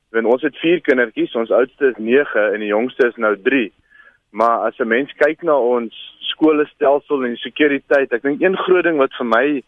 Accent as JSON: {"language": "Afrikaans", "town": "Alberton", "region": "Gauteng", "country": "South Africa", "tie": "born or raised there", "moved": "yes", "said": "ek kom van Gauteng af. Ek was ek in Alberton gebly. Heel onder ons straat was daar 'n groot brug"}